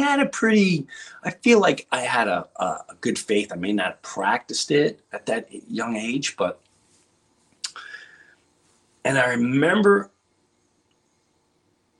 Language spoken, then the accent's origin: English; Long Island, New York, United States; moved away; also born or lived in Florida; I come from Long Island